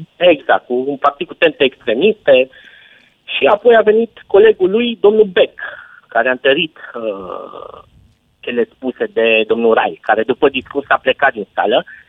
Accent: Arad, Arad County, Romania; Vin din Arad și știu ce înseamnă uh, cozile de la vămile cu Ungaria

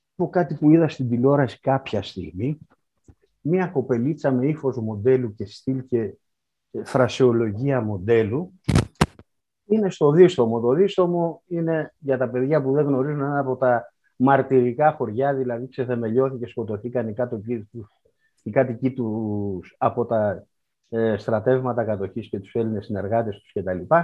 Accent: Karditsa, Thessaly, Greece; η πατρίδα μου η Καρδίτσα

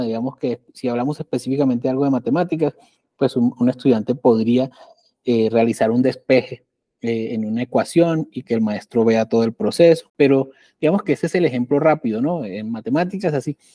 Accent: Colombia; yo soy de Colombia

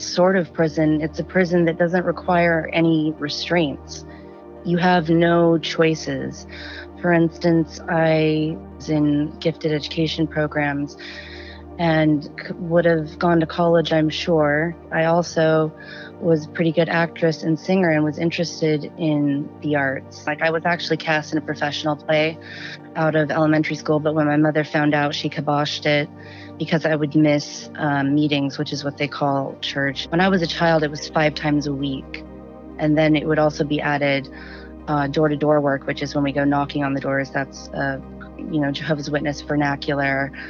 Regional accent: Southern California, United States; also born or lived in Washington; I'm from Southern California. I live near Joshua Tree National Park, and I've lived in Southern California my whole life. Well, I was born in Washington

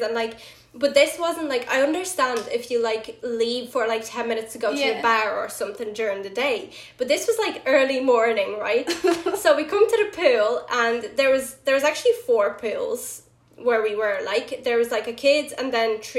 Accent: Ireland; I am from Ireland.

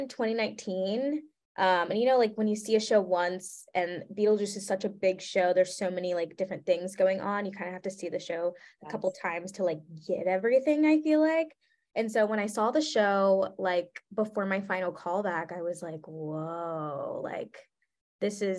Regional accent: the South, United States; I'm from the South.

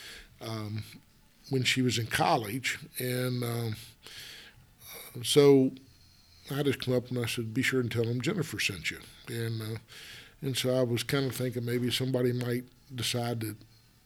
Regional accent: West Virginia, United States; moved away; I grew up in West Virginia

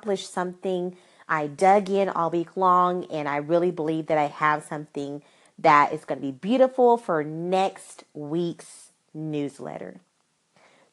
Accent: Arkansas, United States; I am from Arkansas

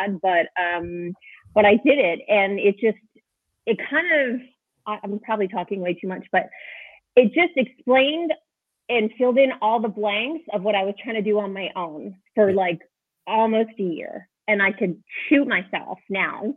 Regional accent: Canada; moved away as an adult; now in Italy; I'm Canadian.

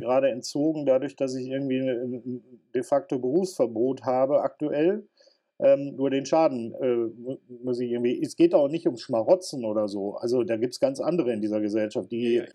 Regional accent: North Rhine-Westphalia, Germany; Bei uns in Nordrhein-Westfalen

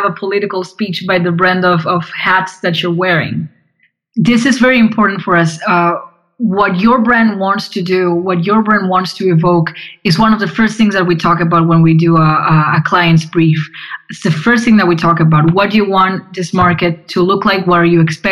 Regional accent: Argentina; I'm from Argentina

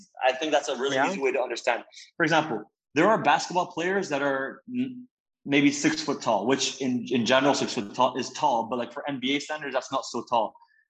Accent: Belgium; also born or lived in Italy; So I'm Italian American. I'm 22. I was born in Italy, but I was raised most of my life in Belgium.

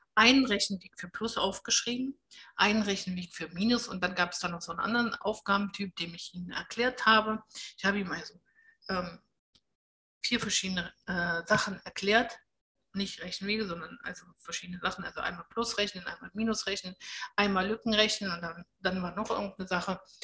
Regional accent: Germany; bei uns in Deutschland

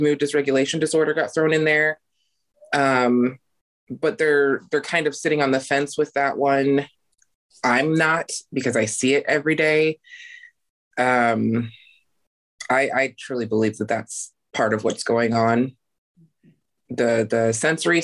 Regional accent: Idaho, United States; I was born and raised in Idaho and I'm still here.

